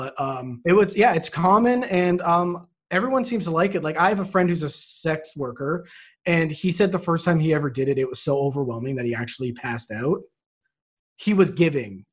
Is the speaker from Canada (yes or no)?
yes; Canada; I'm Canadian